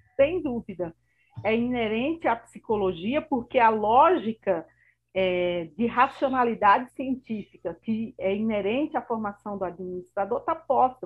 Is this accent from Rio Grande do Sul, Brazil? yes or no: no; Bahia, Brazil; now in São Paulo, Brazil; sou baiana e amo a minha Bahia, mas atuo aqui em São Paulo